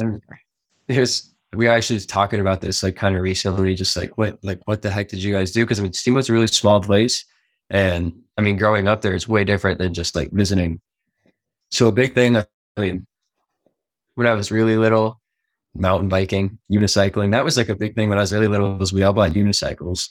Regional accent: Steamboat Springs, Colorado, United States; moved away as an adult; also born or lived in Washington State; now in Lillehammer, Norway; I was originally born in Washington State, um, but moved to Steamboat before the, even the age of one

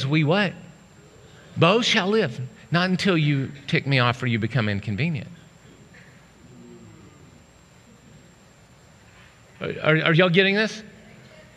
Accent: Oklahoma, United States; I grew up in Oklahoma

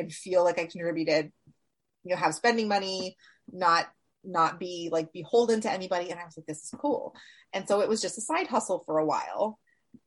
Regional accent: Washington, United States; I grew up in Washington State

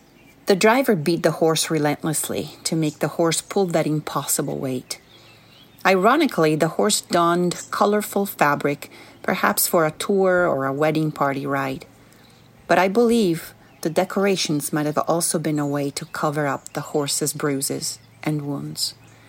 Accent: Sicily, Italy; English is a second language; 5 years later in my home country of Italy, on the island of Sicily.

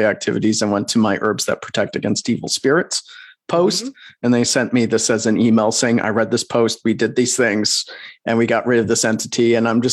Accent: Midwest, United States; moved away; We're from the Midwest originally

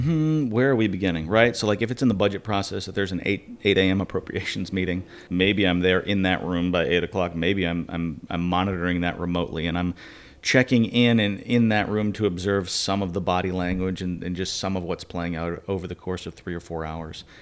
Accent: Wayland, Massachusetts, United States; moved away; about twenty miles west of Boston, Wayland, Massachusetts.

